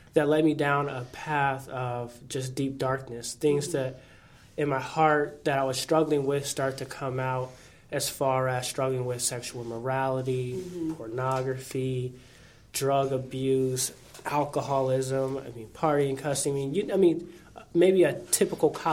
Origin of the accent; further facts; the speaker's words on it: Fort Wayne, Indiana, United States; also born or lived in Bloomington, Indiana; growing up in Fort Wayne, I come from a Christian background.